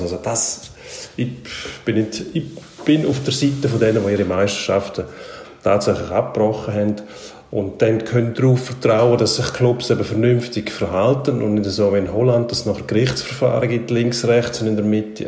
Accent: Switzerland; bei uns in der Schweiz

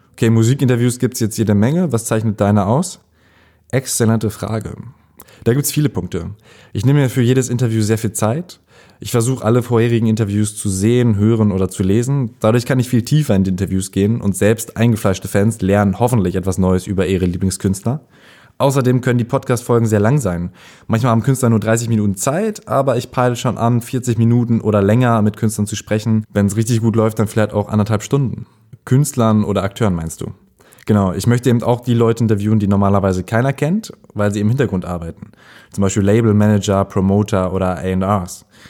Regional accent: Ahlen, North Rhine-Westphalia, Germany; moved away; meine Heimatstadt Aalen, Westfalen, nicht das mit AA, sondern AH, Aalen

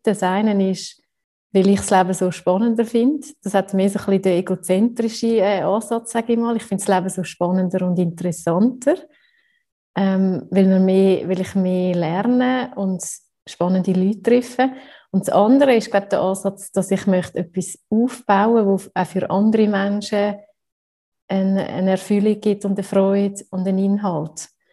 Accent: Switzerland; wenn man so als Schweizer oft den Perfektionsanspruch hat

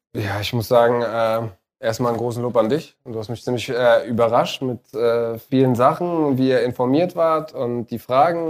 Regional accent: Tunisia; moved away; in meinem Heimatland in Tunesien

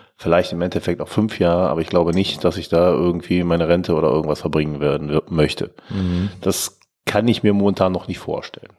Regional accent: Germany; als Deutscher

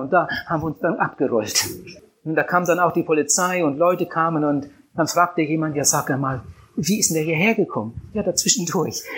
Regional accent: Wienhausen, Lower Saxony, Germany; Meine Kindheit habe ich verbracht auf einem Bauernhof

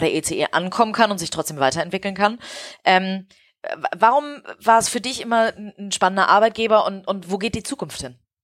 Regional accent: Hamburg, Germany; als Hamburgerin

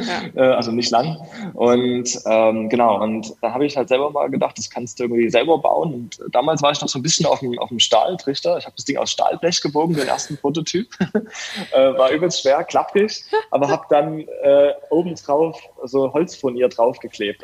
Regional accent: Dresden, Saxony, Germany; ich komme aus Dresden

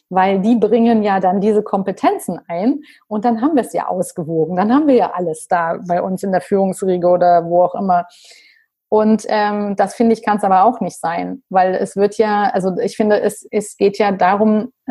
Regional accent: Rhineland, Germany; ich bin auch Rheinländerin

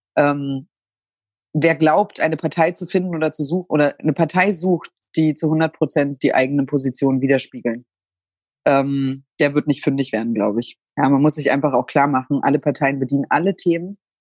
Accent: East Germany, Germany; ich bin in der DDR geboren und äh, war sechs Jahre alt, als die Mauer gefallen ist

